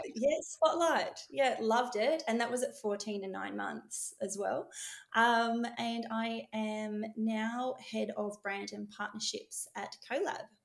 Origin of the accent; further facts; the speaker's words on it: Melbourne, Victoria, Australia; I was born in the west of uh, of Melbourne, um, and I now live in the northwest of Melbourne in uh, Tullamarine